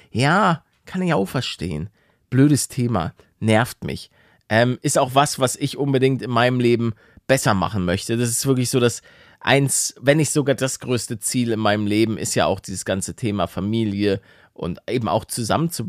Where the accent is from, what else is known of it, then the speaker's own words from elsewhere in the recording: Netherlands; aber wir sind Niederländer